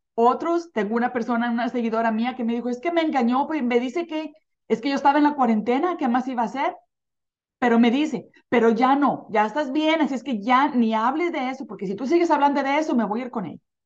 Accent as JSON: {"language": "Spanish", "country": "Mexico", "tie": "born or raised there", "moved": "yes", "lives_now": "United States", "said": "cuando crecí, crecí en un pueblito en México"}